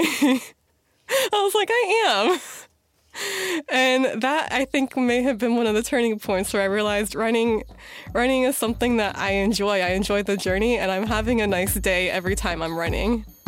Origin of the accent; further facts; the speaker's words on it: Missouri, United States; moved away as an adult; also born or lived in Chicago, Illinois / East Coast; now in Washington, D.C., United States; I was born in Chicago, raised in Missouri